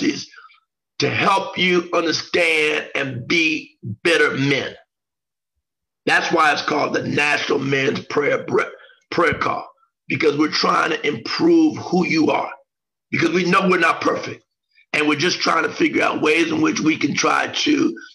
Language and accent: English; Xenia, Ohio, United States; where John and I grew up in Xenia, Ohio